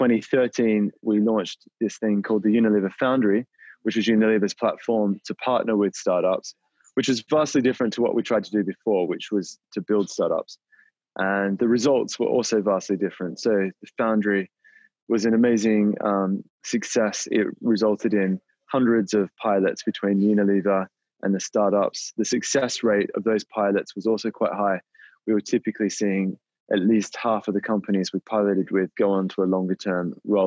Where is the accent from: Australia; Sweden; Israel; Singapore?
Australia; moved away; I grew up in Australia, as you might be able to tell from the accent, and I was raised on a dairy farm there.